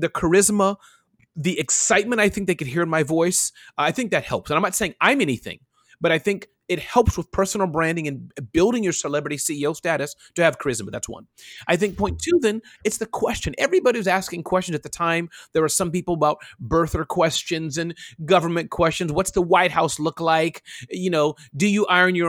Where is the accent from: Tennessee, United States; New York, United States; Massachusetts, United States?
New York, United States; I was raised in New York